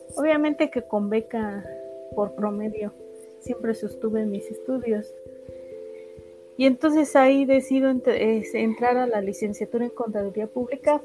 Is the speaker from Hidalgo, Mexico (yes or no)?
yes; Ixmiquilpan, Hidalgo, Mexico; nací en Ixmiquilpan, Hidalgo.